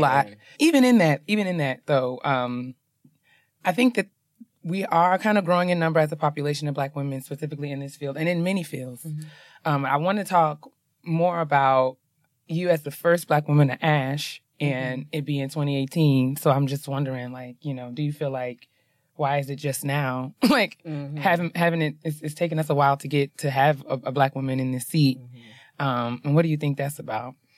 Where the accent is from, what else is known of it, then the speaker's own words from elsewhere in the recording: New York, United States; I'm from New York.